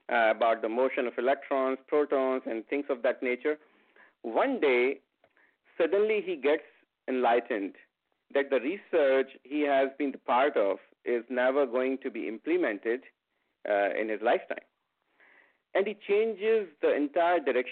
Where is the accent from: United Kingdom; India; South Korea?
India; first language Hindi; English is a second language; I grew up in a small town of India as a Hindi-speaking child.